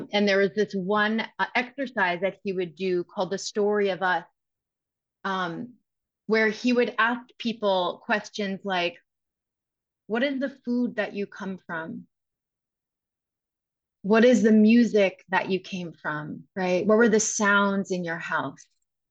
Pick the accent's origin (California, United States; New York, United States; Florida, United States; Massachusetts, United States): New York, United States; Westchester; I'm from Westchester. You know, I'm from New York